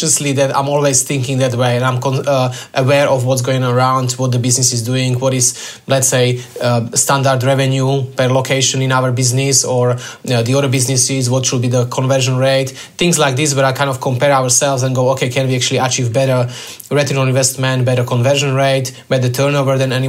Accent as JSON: {"language": "English", "country": "Slovakia", "moved": "as an adult", "lives_now": "Australia", "said": "I'm originally from Slovakia"}